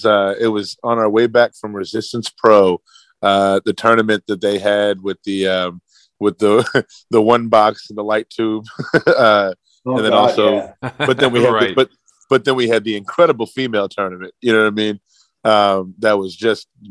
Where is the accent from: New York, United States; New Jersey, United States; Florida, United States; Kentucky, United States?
Kentucky, United States; Louisville; I grew up in Louisville, Kentucky